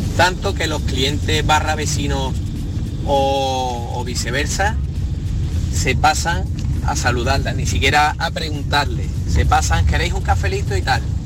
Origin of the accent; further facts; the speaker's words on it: Seville, Andalusia, Spain; now in Montequinto, Spain; nosotros los tres somos de Triana